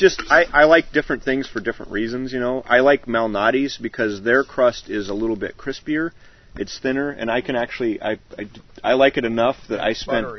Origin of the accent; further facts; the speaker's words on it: Chicago, Illinois, United States; moved away; I was born in Chicago.